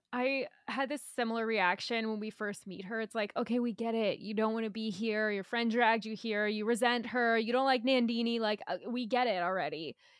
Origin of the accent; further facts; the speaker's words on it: United States; as an American